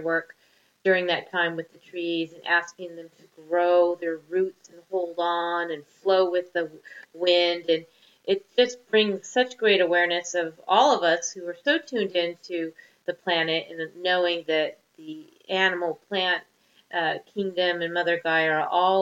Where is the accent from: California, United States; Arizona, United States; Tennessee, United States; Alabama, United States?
California, United States; Topanga; moved away as an adult; also born or lived in Albuquerque, New Mexico; now in Naples, United States; I come from Topanga Canyon, the hippie colony of Southern California. And I grew up also, my mom was a complete esoteric hippie